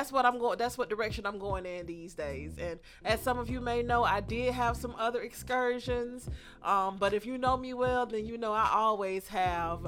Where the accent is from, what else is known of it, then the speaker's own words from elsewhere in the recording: Florida, United States; I'm a Florida native. I was born and raised here in Florida, and my entire family lives in my immediate area.